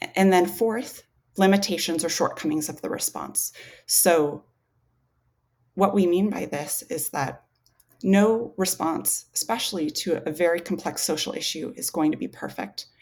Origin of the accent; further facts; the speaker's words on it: Alaska, United States; I grew up in Alaska